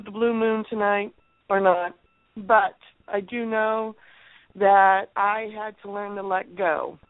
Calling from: California, United States; I'm calling from California.

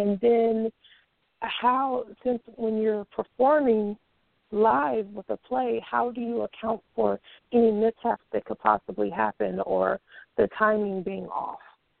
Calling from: California, United States; I'm calling from California.

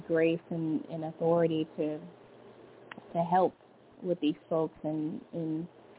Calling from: Louisiana, United States; Hello, this is … from Louisiana.

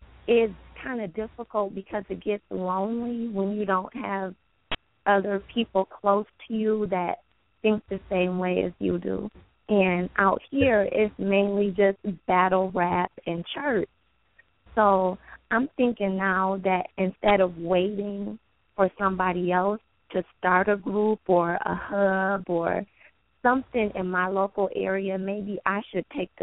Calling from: Pontiac, Michigan, United States; I'm calling from Pontiac, Michigan.

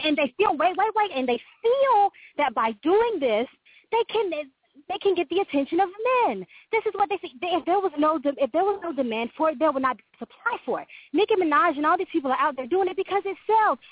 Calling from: Florida, United States; I'm calling from Florida

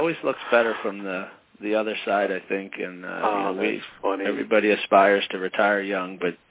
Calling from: Hamilton, New Jersey, United States; I'm calling from Hamilton, New Jersey, which is actually just outside of Philadelphia.

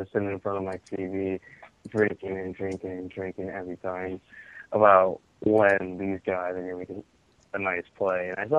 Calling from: Chicago, Illinois, United States

